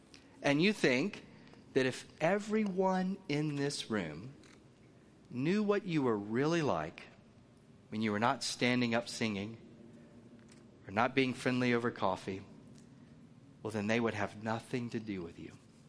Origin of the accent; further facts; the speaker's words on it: the South, United States; I told you I come from the South.